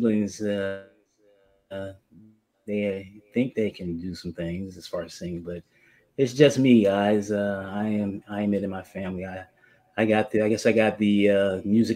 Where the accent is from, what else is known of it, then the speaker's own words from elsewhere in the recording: Sacramento, California, United States; moved away as an adult; now in Seattle, United States; Grew up in Sacramento, went to high school in Sacramento, and went to college in Sacramento, California